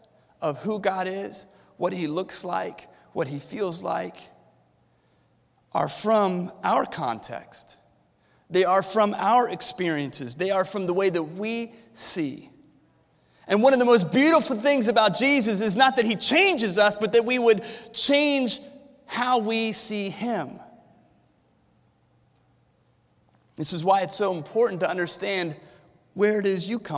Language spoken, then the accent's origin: English; Williamsburg, Virginia, United States; I was born and raised here in Williamsburg